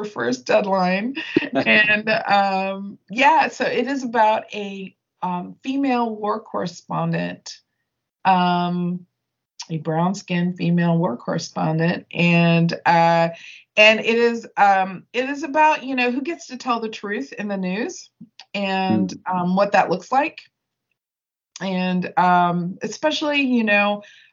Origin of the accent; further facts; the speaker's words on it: United States; growing up in America